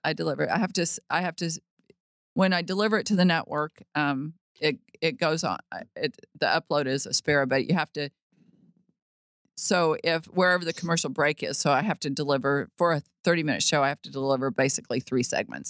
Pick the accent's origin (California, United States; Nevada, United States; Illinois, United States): Nevada, United States; Las Vegas; now in Fort Worth, United States; growing up in Vegas